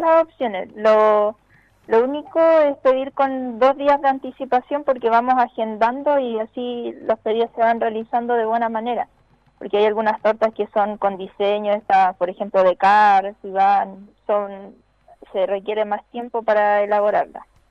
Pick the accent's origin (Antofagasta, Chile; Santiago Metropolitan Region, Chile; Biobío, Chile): Santiago Metropolitan Region, Chile; Talagante; nosotros somos de Talagante